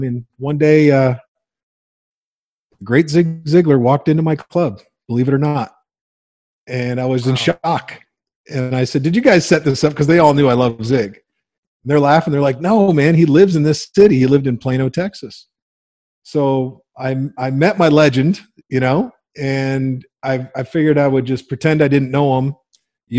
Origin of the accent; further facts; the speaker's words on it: Windsor, Ontario, Canada; I grew up in Windsor, Ontario